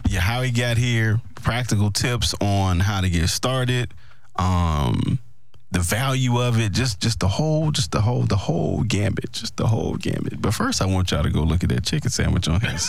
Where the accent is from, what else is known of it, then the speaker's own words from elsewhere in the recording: Mississippi, United States; I'm from Mississippi